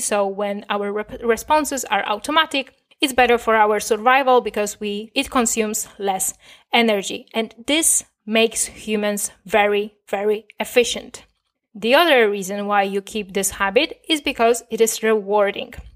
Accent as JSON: {"language": "English", "country": "Poland", "tie": "born or raised there", "first_language": "Polish", "second_language": "English", "said": "I was raised in Poland. Most of my years on this planet, I spent talking, uh, and thinking in Polish"}